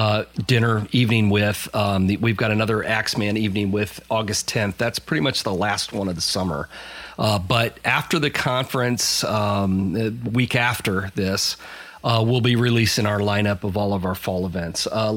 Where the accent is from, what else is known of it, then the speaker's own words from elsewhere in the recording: Illinois, United States; growing up in Illinois